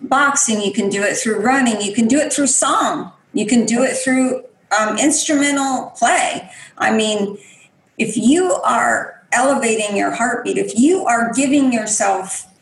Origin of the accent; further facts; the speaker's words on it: Spokane Indian Reservation, Washington, United States; I grew up, you know, on the Spokane Indian Reservation